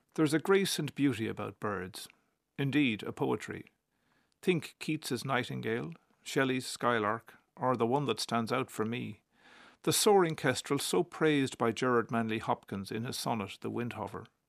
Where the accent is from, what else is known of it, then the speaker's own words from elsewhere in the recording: Cork, Munster, Ireland; when I was eight and growing up in Cork